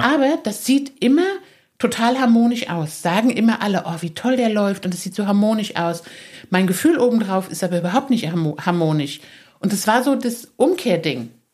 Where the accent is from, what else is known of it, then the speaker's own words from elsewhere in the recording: Saarland, Germany; moved away; Ich bin ja im Saarland aufgewachsen, ich bin da geboren